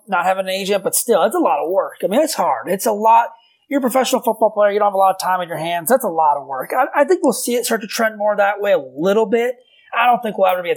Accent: suburbs west of Chicago, Illinois, United States; the area I grew up in, out in the suburb, like west of Chicago

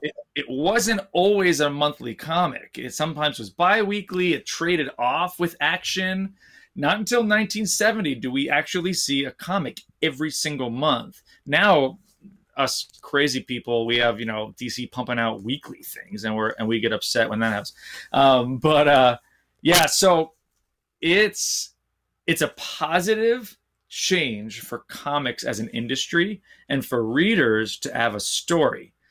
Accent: New Jersey, United States; we grew up in New Jersey, just about twenty minutes from Manhattan

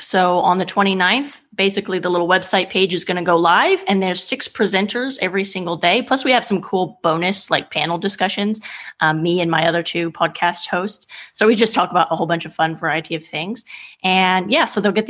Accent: California, United States; also born or lived in Eastern Germany / England; now in Italy; I'm from California originally.

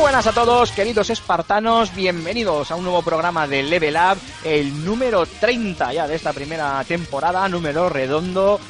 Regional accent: Bilbao, Basque Country, Spain; soy bilbaíno pura cepa

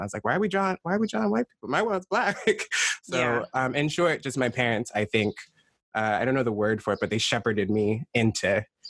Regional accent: United States; For me, I'm Black American, meaning sort of my lineage in the country's coming from the system of shadow slavery in the States.

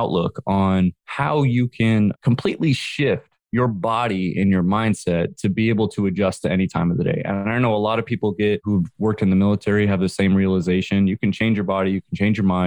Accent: San Jose, California, United States; I grew up in San Jose and I used to skateboard to school

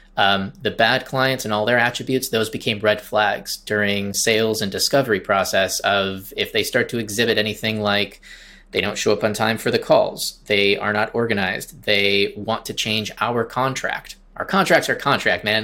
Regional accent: Traverse City, Michigan, United States; moved away as an adult; now in Charleston, United States; I started my agency in Michigan, in Traverse City, Michigan, where I, my hometown

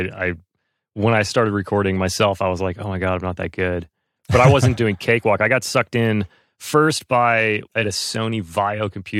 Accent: North Carolina, United States; moved away; I was from North Carolina

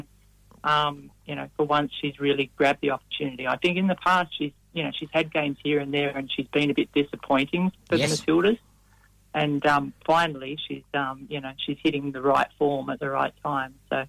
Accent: Sydney, New South Wales, Australia; moved away as an adult; now in Perth, Australia; I grew up in Sydney and started playing in a boys' team when I was about 8 or 9. Mm-hmm. And, and ended up moving to Perth as a young adult.

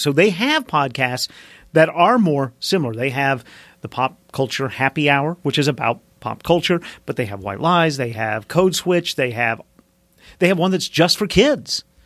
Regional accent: Mountain Home, Arkansas, United States; accent: southern; I grew up in the South

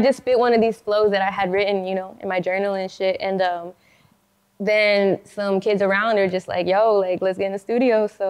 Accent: El Paso, Texas, United States; I'm from El Paso, Texas

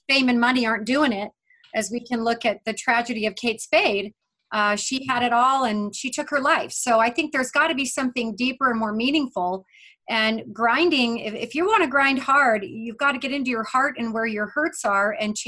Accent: Vail, Colorado, United States; moved away; also born or lived in Leadville, Colorado; I grew up in Vail, Colorado.

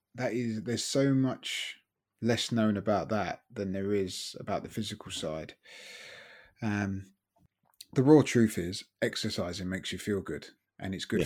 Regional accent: Brighton, South East England, United Kingdom; moved away as an adult; brought up in Brighton, lived there.

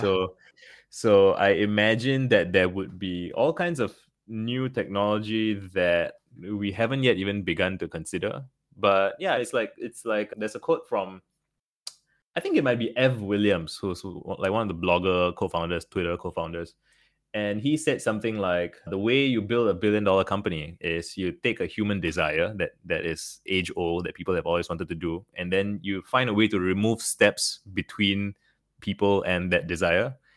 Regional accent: Singapore; Growing up in Singapore, well, it's a very small country

